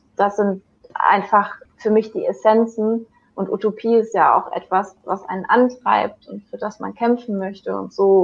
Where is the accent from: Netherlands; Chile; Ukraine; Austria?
Chile; now in Germany; in meine alte Heimat nach Chile